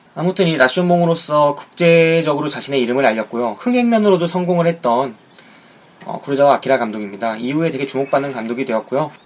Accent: South Korea

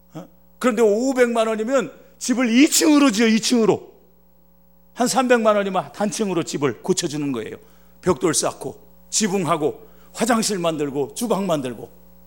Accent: Chungcheong, South Korea; 제가 충청도 사람입니다.

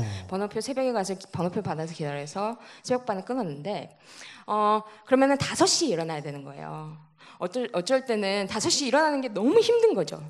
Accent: Cheongju, North Chungcheong, South Korea; 청주에서 태어났습니다.

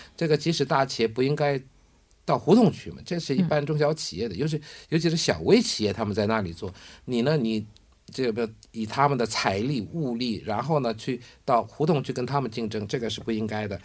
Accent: South Korea; 我们韩国人

